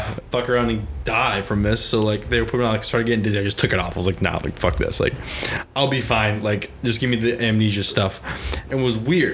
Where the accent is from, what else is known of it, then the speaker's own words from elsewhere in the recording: Massachusetts, United States; I'm from Mass, right? Massachusetts guy